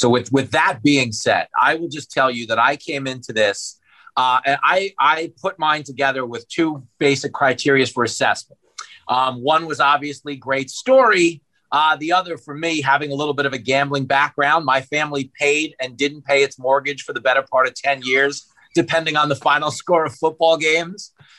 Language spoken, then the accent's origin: English; Long Island, New York, United States; I grew up on Long Island